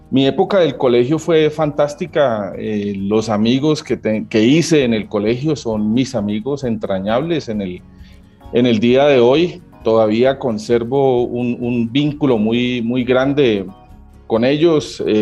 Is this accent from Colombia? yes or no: yes; Cali, Valle del Cauca, Colombia; Como te dije, yo pues crecí en Cali con mis hermanas, pues te podrás imaginar cómo es el ambiente de, una familia numerosa, seis hijos, pues.